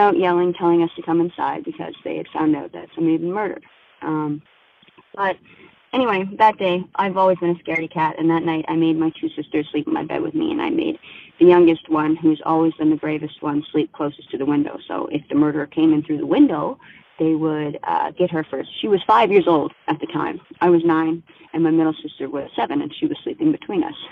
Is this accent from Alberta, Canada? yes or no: no; Minto, New Brunswick, Canada; now in Nova Scotia, Canada; I grew up in Minto, New Brunswick